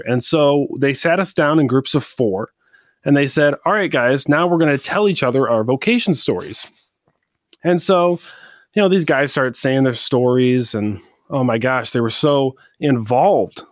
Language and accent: English; Saginaw, Michigan, United States; moved away as an adult; also born or lived in Saint Paul, Minnesota / Chicago, Illinois; I'm from Saginaw, Michigan